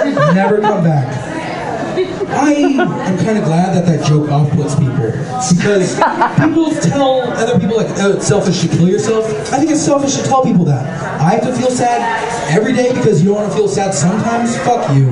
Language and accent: English; Denver, Colorado, United States; I'm from Denver